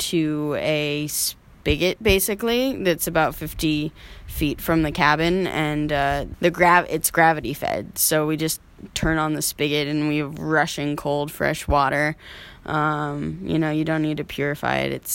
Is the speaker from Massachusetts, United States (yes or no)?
no; Alaska, United States; moved away; I was born and raised in Alaska, out in the swamp.